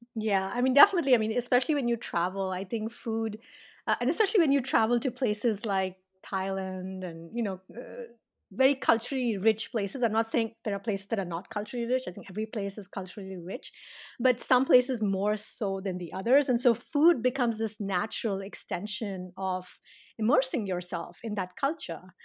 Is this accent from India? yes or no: yes; South India, India; I'm from India